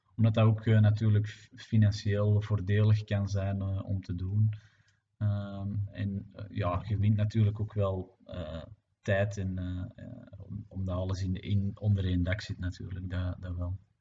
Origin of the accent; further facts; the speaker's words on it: Belgium; het gefragmenteerde België dat we zijn